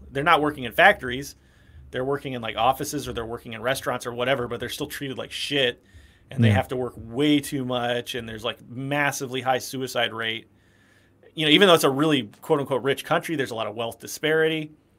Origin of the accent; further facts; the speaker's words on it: South Carolina, United States; in my home state, South Carolina